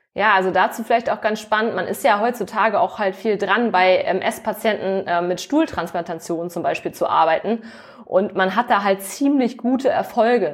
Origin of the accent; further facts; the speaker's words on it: Hamburg, Germany; moved away as an adult; also born or lived in Cologne; Also ich komme tatsächlich auch aus dem hohen Norden. Ich bin auch Hamburgerin